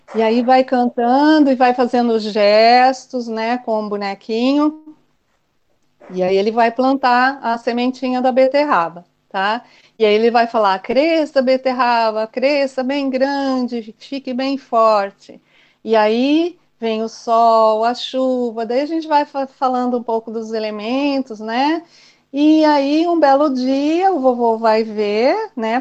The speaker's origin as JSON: {"language": "Portuguese", "town": "São Manuel", "region": "São Paulo", "country": "Brazil", "tie": "born or raised there", "also_born_or_lived": "Assis / Curitiba", "moved": "as an adult", "said": "eu sou de, do estado de São Paulo, nasci numa cidade bem pequenininha, São Manuel. Depois fui para Assis, e, e aos meus 18, 19 anos, eu fui para Curitiba."}